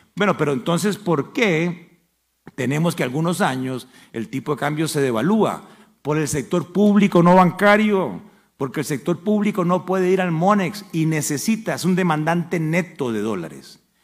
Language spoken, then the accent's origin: Spanish; Costa Rica; como cualquier costarricense